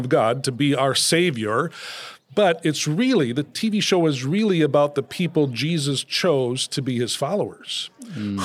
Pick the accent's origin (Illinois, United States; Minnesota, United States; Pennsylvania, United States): Minnesota, United States; moved away as an adult; now in Southern California, United States; I'm from Minnesota